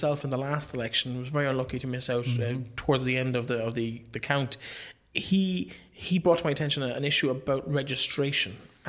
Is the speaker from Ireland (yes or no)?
yes; Leitrim, Connacht, Ireland; I'm from Leitrim Village